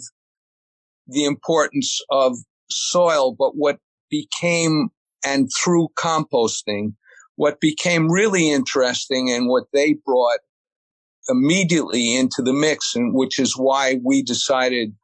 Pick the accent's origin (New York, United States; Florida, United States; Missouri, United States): New York, United States; New York City suburbs, United States; I was born in New York City, and then my parents, we moved up to the suburb or out to the suburbs